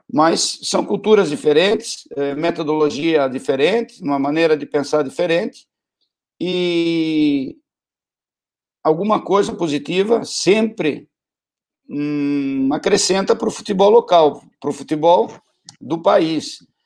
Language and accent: Portuguese; Brazil; desde a distância, eu também sendo brasileiro, é, eu percebia isso